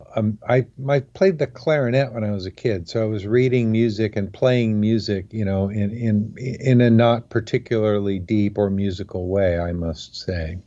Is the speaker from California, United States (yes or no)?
yes; Oakland, California, United States; also born or lived in San Fernando Valley, California; I consider myself, uh, an Oakland native, even though I wasn't actually born here